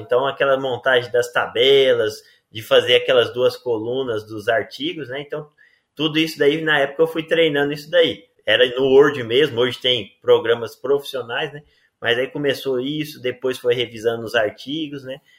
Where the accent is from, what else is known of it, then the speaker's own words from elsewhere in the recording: Rio Verde, Goiás, Brazil; also born or lived in Maringá; sou natural de Rio Verde, Goiás